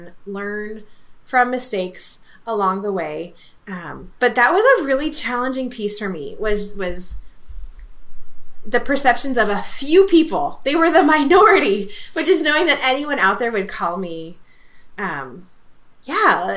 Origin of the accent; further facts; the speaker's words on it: California, United States; moved away as an adult; also born or lived in Germany; I'm Californian